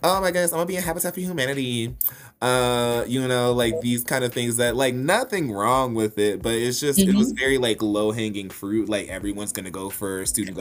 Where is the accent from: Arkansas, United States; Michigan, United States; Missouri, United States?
Arkansas, United States; Little Rock; moved away as an adult; also born or lived in Memphis, Tennessee / Denver, Colorado; growing up in Little Rock, Arkansas